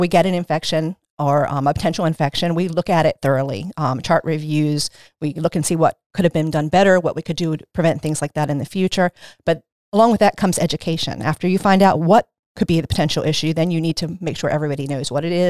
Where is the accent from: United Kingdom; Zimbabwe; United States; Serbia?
United States; Maryland; I came here when I was 15, though, so kind of doesn't count. I was raised in Caroline County. I was raised in Caroline County. I graduated from North Carolina High School, and then I moved to Dorchester County after I got married.